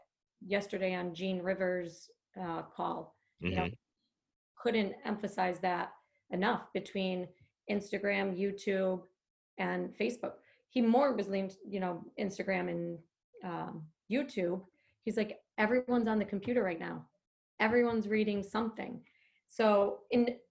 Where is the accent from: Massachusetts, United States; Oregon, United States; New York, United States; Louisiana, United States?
New York, United States; upstate; moved away as an adult; now in New Jersey, United States; I'm from upstate New York and I don't have family here. You know, I don't have friends here that I went to high school with or grade school with.